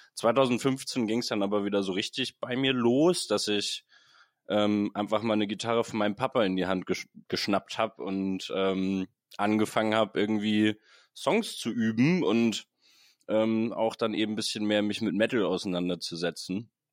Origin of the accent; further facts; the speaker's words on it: Hamburg, Germany; Ich bin ein Hamburg gebürtiger Mensch